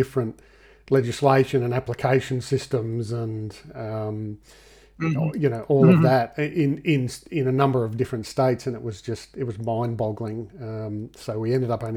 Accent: Australia; we're from Australia

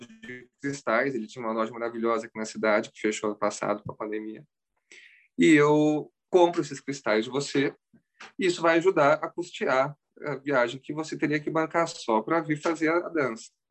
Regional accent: Campinas, São Paulo, Brazil; moved away as an adult; also born or lived in Córdoba, Argentina; now in California, United States; Eu nasci no Brasil mesmo, em Campinas

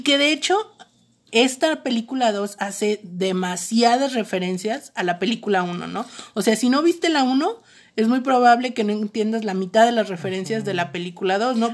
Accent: Mexico; somos vecinos de Estados Unidos

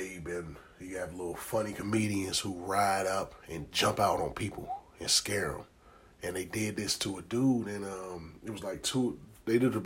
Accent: Maryland, United States; I'm from Maryland. Our trenches is like apartments and shit like

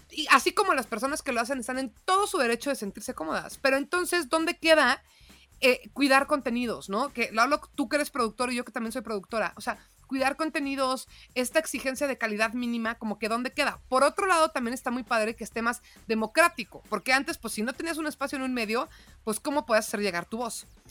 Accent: Mexico City, Mexico; moved away as an adult; also born or lived in León, Guanajuato; mi bio era chilanga panza verde

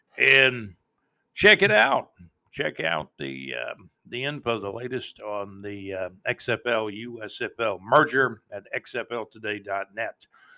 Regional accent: Jacksonville, Florida, United States; I was born in Jacksonville, Florida.

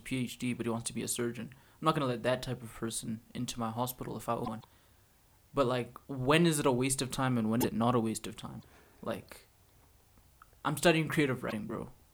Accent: Alberta, Canada; we come from Albertans

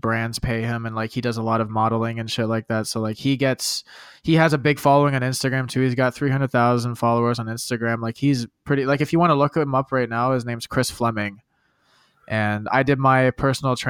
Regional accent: Canada; I'm an athlete from Canada

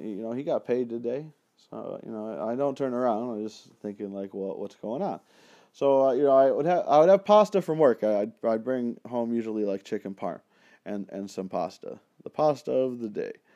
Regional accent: Penfield, New York, United States; in my hometown there in Penfield

